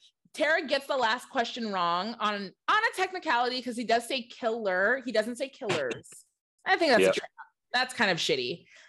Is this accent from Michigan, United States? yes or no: yes; Lansing, Michigan, United States; I'm from Lansing, Michigan. One hospital in Lansing.